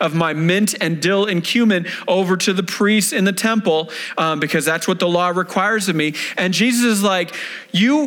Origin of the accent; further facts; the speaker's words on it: Denver, Colorado, United States; I was independent fundamental Baptist church, right? Here in the Denver area